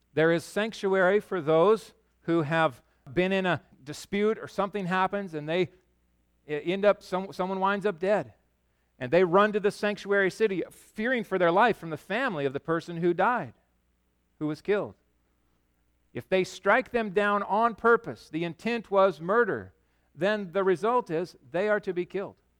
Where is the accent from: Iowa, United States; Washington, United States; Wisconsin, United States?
Washington, United States; Yakima; also born or lived in Chicago; I grew up in Yakima